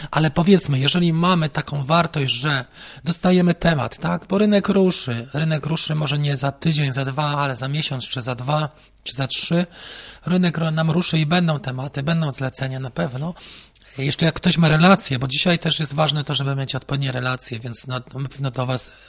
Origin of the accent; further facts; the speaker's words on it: Warmian-Masurian Voivodeship, Poland; Wiem, bo sam pochodzę z Mazur, no to może już z Warmii.